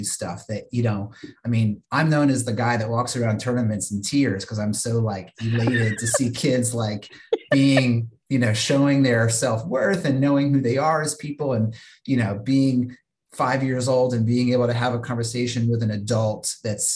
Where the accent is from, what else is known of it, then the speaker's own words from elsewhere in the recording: Virginia, United States; where I grew up in Virginia